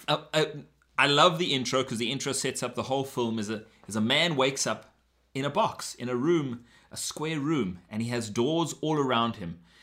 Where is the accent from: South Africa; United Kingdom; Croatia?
South Africa; now in Canada; I missed out growing up in South Africa.